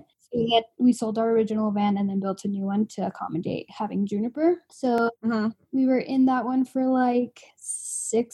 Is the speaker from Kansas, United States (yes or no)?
no; Provo, Utah, United States; also born or lived in Arizona; now in Logan, United States; I actually grew up in Provo. So it's like 2 hours south of where we live now